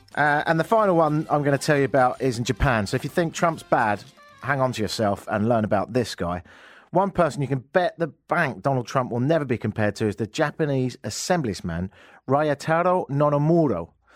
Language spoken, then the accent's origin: English; England, United Kingdom; moved away as an adult; now in Toronto, Canada; me go back to England